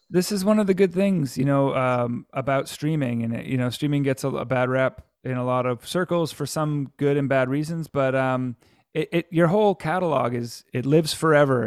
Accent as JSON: {"language": "English", "town": "Antigonish", "region": "Nova Scotia", "country": "Canada"}